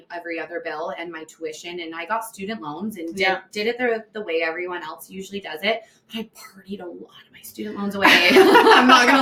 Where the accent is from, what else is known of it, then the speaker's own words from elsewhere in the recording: Delburne, Alberta, Canada; also born or lived in Red Deer; growing up in Delburn